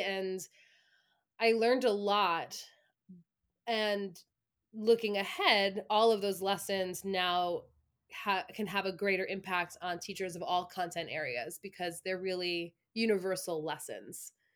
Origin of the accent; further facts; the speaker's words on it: Long Island, New York, United States; moved away as an adult; also born or lived in Ithaca, New York; now in central New York, United States; I am originally from Long Island